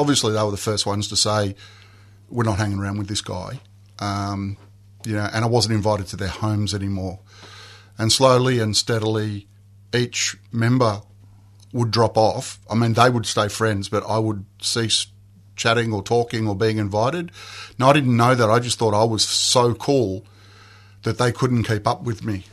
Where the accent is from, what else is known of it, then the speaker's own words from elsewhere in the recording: Mount Waverley, Victoria, Australia; I grew up in Mount Waverley